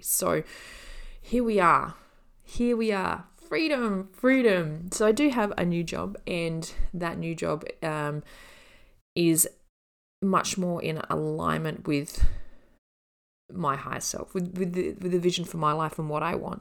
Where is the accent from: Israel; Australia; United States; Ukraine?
Australia; I'm Australian